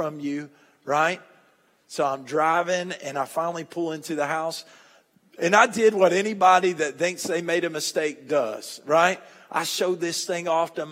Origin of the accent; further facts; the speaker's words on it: Monticello, United States; I'm from Monticello